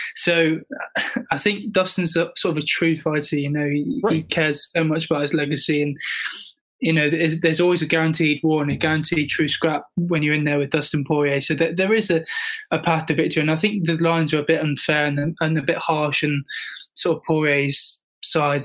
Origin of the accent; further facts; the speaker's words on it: United Kingdom; I'm British